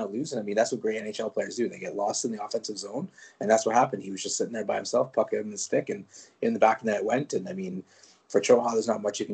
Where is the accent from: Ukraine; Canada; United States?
Canada; first language French; English is a second language; I'm a French Canadian. So before anyone gets offended, my first language was French. I am a French Canadian.